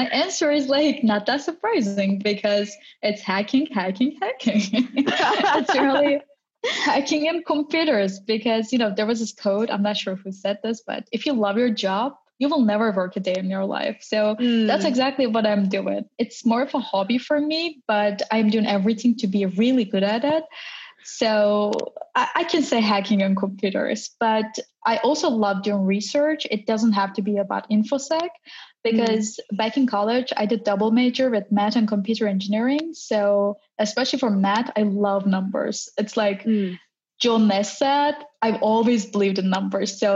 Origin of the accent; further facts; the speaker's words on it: Istanbul, Turkey; moved away as an adult; now in Berlin, Germany; I'm originally from Turkey, Istanbul, and right now I'm living in Berlin, Germany